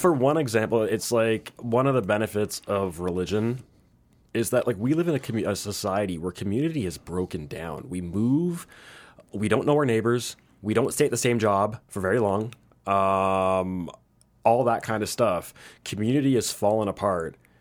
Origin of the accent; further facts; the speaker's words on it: Canada; moved away; I'm Canadian. I'm from he, uh, I moved here. All my family's up there